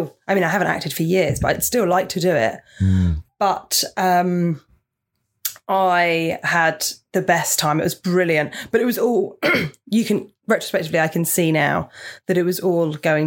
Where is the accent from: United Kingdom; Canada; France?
United Kingdom; Portsmouth, South East England; moved away; I grew up in Portsmouth, so very near.